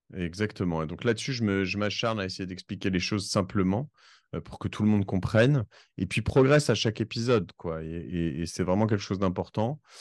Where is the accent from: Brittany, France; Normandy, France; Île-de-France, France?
Normandy, France; Cherbourg; also born or lived in Corsica; now in Paris, France; je suis parisien depuis 1997. Euh, j'ai grandi à Cherbourg avant. Je suis d'origine corse